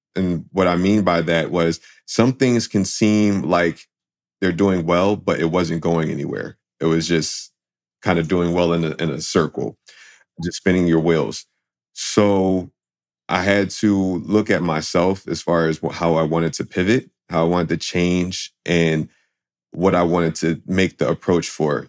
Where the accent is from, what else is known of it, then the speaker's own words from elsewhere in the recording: Philadelphia, Pennsylvania, United States; I grew up in Philadelphia